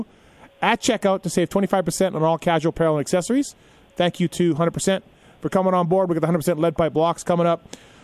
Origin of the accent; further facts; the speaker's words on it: Manitoba, Canada; moved away; A gentleman I grew up with in Manitoba, Canada